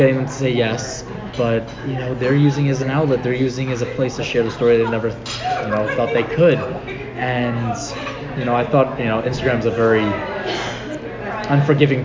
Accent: New York, United States; me being the New Yorker I am with a loud mouth

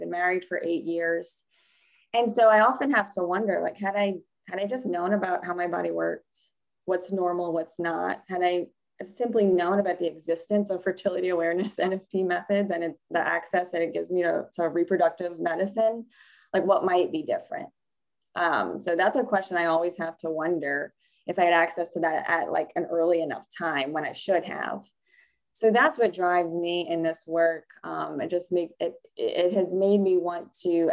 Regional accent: New Orleans, Louisiana, United States; I grew up right outside of New Orleans, Louisiana

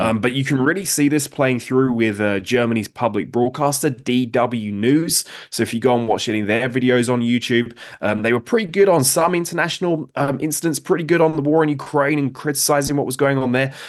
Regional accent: United Kingdom; now in United States; I'm from Britain. I now live in the United States.

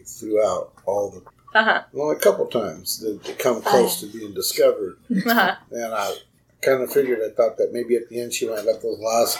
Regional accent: Phoenix, Arizona, United States; I grew up in South Phoenix.

